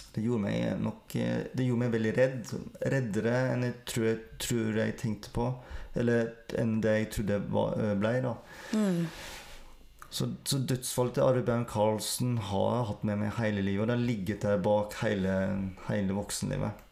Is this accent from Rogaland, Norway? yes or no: no; Sogn, Vestland, Norway; accent: Sogn dialect; Jeg snakker skikkelig sognedialekt og er odelsgutt